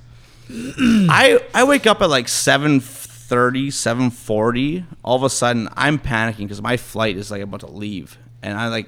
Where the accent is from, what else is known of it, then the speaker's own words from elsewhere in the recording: Thunder Bay, Ontario, Canada; I'm a kid from Thunder Bay